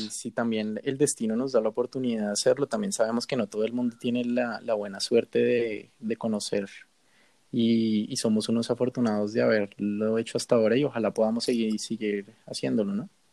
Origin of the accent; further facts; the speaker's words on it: Bogotá, Colombia; nos encontramos con otra bogotana que estaba feliz de escuchar nuestro acento